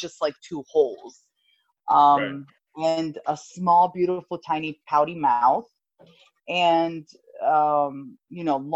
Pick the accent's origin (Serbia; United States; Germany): Serbia; moved away; I was 7 years old, and I grew up in Europe. My mother's Italian, my father's Serbian. And at this time, we were living in Serbia